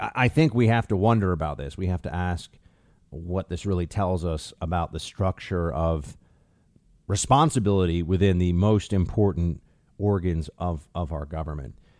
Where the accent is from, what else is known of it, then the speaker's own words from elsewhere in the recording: United States; as an American